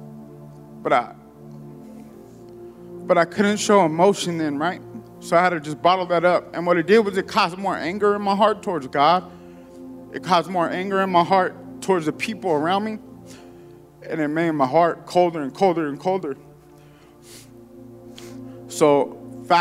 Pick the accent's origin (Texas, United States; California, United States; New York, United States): California, United States; San Diego; I grew up in a neighborhood. I'm from San Diego, and so the neighborhood I grew up in wasn't the best